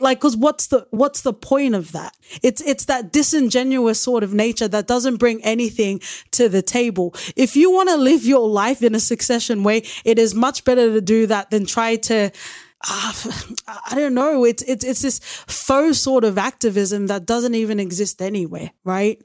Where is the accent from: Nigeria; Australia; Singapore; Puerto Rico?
Australia; I am Australian born, but I am Tongan